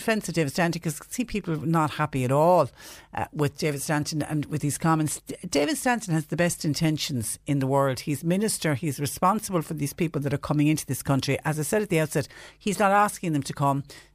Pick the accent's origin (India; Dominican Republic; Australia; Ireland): Ireland; As an Irish taxpayer